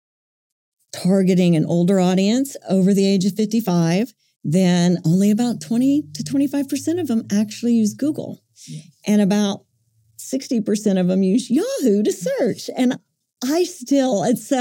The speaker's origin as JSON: {"language": "English", "town": "Buffalo", "region": "Oklahoma", "country": "United States", "tie": "born or raised there", "said": "My little hometown that I grew up in, Buffalo, Oklahoma"}